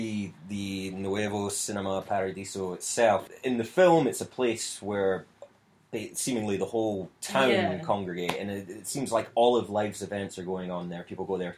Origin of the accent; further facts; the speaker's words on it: United Kingdom; being British